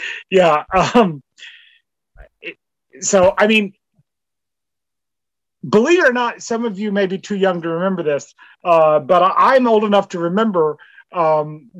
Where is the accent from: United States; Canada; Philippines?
Canada